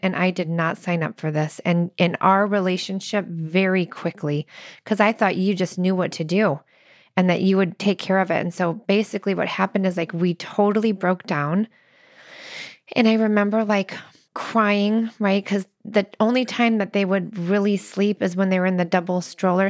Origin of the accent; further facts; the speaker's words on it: Midwest, United States; I'm so from the Midwest.